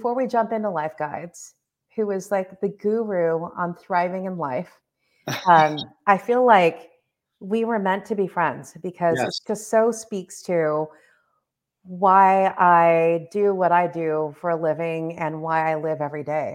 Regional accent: Los Angeles, California, United States; growing up in Southern California and being first generation

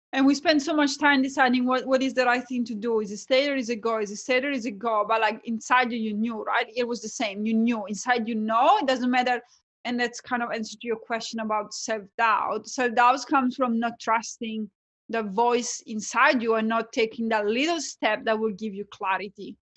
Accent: Italy; accent: Italian; English is a second language; moved away as an adult; now in Australia; my background is that I'm Italian, you can probably tell from my accent. Moved from, um, Italy to Australia as an accountant

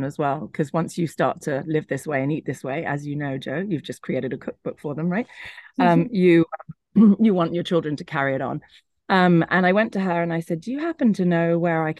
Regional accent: London, United Kingdom; moved away as an adult; also born or lived in Hong Kong; now in Italy; I grew up in London. I was just outside London.

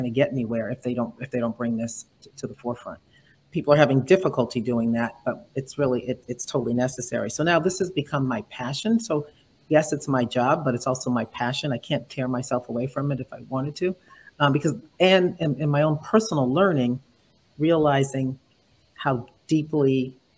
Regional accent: New England, United States; also born or lived in New York area; now in New York, United States; I'm in the New York area, yes, but, you know, born and raised in New England. So my part of me feels like I'm a New Englander

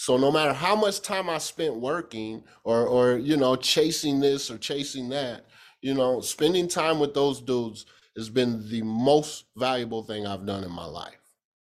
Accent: Kansas, United States; I'm from Kansas

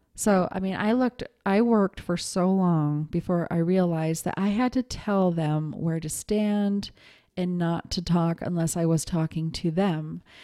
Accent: Montana, United States; moved away as an adult; also born or lived in New York City; I was raised in Montana, but I, I moved to New York City when I was twenty

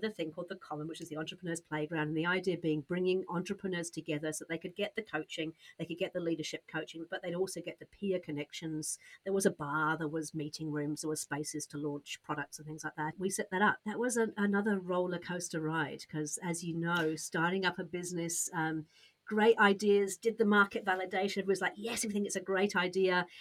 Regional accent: United Kingdom; accent: British; moved away as an adult; also born or lived in Australia; now in New Zealand; I'm British, just in case you can't tell from the accent, but a Brit, a Brit who's moved from Britain to Australia, then to New Zealand

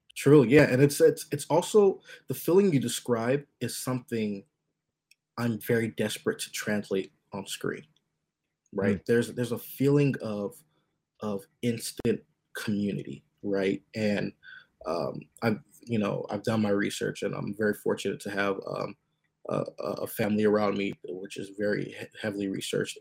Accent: United States; I was born in the states

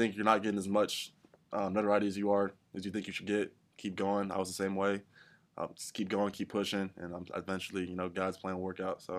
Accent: Northside Hospital, Georgia, United States; I was born in Northside Hospital.

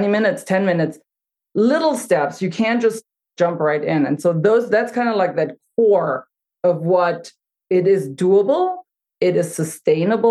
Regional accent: Germany; now in United States; I grew up in Germany

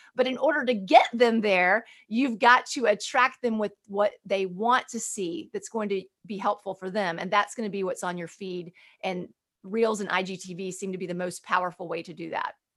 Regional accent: Birmingham, Alabama, United States; growing up in Birmingham, Alabama

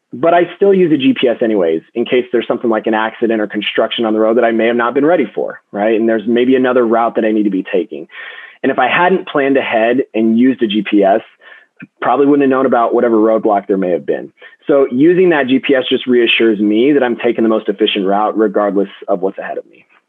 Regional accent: Denver, Colorado, United States; I was born and raised in Denver. I'm a Colorado native

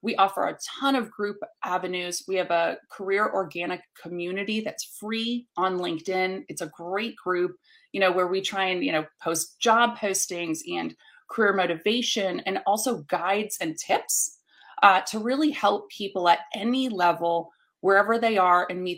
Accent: New York City, New York, United States; now in Atlanta, United States; So I started in New York City. So I was originally from the North. I've since moved down south in 2010 to the Atlanta market.

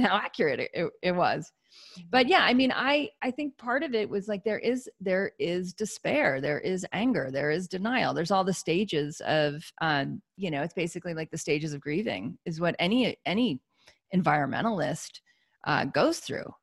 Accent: United States; I'm an American

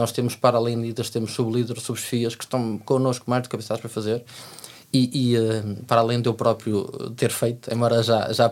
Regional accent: Algarve, Portugal; eu sou do Algarve.

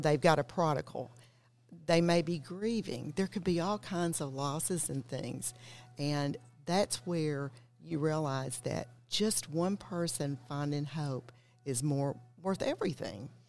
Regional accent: Knoxville, Tennessee, United States; I'm from East Tennessee, from Knoxville

